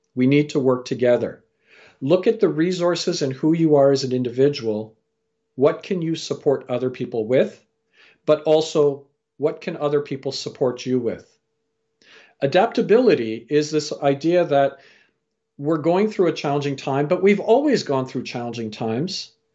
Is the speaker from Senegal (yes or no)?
no; Canada; also born or lived in England / Fiji (parents) / India (grandparents); I was born in England, raised in Canada